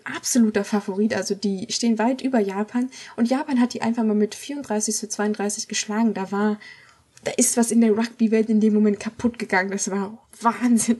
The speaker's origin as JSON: {"language": "German", "country": "Germany", "said": "als Deutscher"}